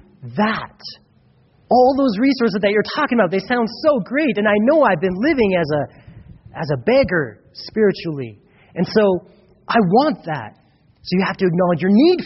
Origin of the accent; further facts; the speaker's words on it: United States; I grew up in America